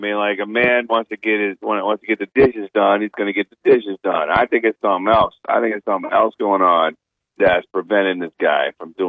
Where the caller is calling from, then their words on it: Bossier City, Louisiana, United States; from Bossier.